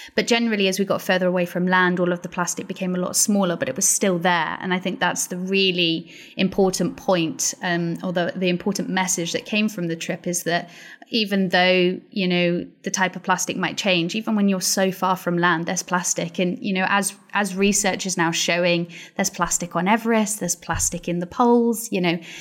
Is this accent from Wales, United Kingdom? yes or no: yes; Pembrokeshire, Wales, United Kingdom; moved away; also born or lived in Glasgow; So I'm from Pembrokeshire and, um, it's a beautiful part of Wales